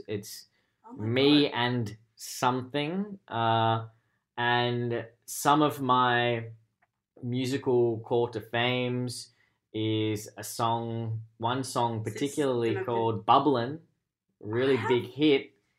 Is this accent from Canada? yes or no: yes; Canada; I'm Canadian.